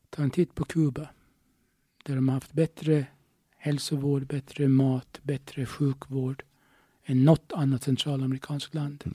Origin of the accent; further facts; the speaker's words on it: Åland Islands; jag är ålänning